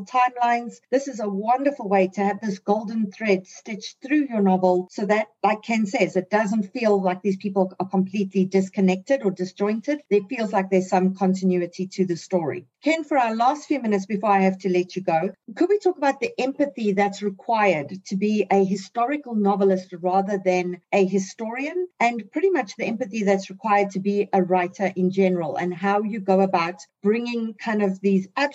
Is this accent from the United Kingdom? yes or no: no; South Africa; as a South African